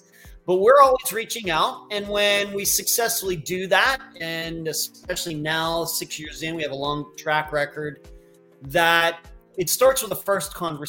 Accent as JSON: {"language": "English", "region": "Pennsylvania", "country": "United States", "also_born_or_lived": "Las Vegas", "lives_now": "Florida, United States", "said": "I'm originally from Western Pennsylvania and I lived there. I went to college at Grove City College, which is also in Western Pennsylvania, but going up toward Erie. And I moved to Las Vegas in 1998."}